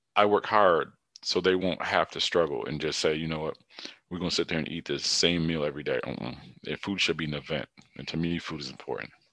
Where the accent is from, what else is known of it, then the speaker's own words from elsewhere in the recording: Hartford, Connecticut, United States; I'm from Hartford, Connecticut